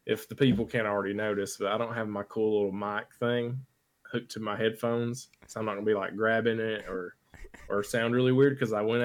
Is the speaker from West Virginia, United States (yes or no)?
no; Tennessee, United States; we're from Tennessee